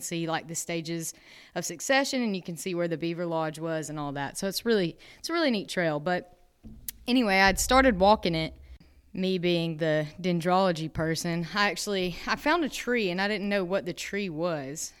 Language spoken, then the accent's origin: English; Dahlonega, Georgia, United States; also born or lived in Tifton, Georgia; I grew up in Dahlonega, Georgia. Uh, I was born and raised there my whole life